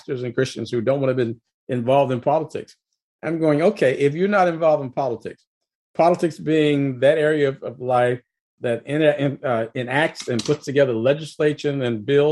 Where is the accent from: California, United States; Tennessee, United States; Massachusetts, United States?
Tennessee, United States; Jackson; moved away; I'm from Tennessee as well